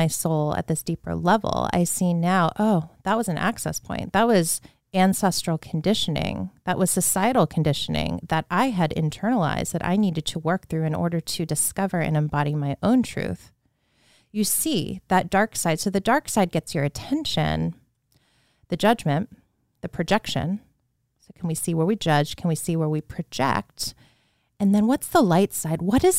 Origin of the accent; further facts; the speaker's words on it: Leesburg, Virginia, United States; I remember being a child in the home I grew up in Leesburg, Virginia, which is a beautiful town to grow up in. Now it's pretty much a suburb of DC.